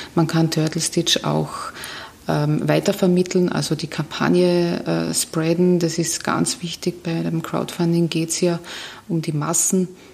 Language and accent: German; Carinthia, Austria; now in Vienna, Austria; ich bin Kärntnerin